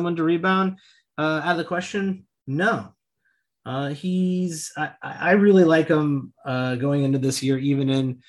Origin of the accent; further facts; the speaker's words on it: Central Illinois, United States; I'm from Central Illinois